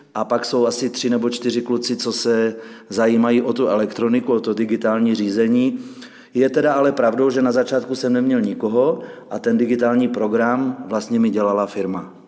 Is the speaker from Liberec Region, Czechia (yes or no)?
yes; Liberec, Liberec Region, Czechia; moved away as an adult; also born or lived in Žďár nad Sázavou; now in Bohumín, Czech Republic; jsem odevšat a odnikud, původem jsem z Liberce, jsem, jsem se přiženil